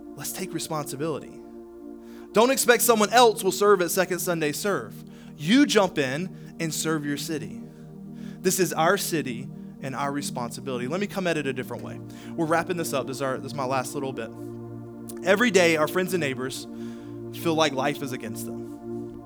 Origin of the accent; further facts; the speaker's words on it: Charlotte, North Carolina, United States; moved away as an adult; now in Greenwood, United States; I'm originally from the Charlotte area